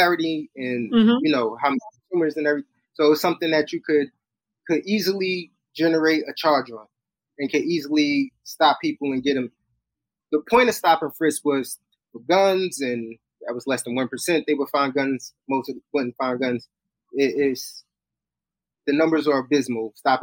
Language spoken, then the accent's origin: English; New York City, New York, United States; My neighborhood, I grew up in Brownsville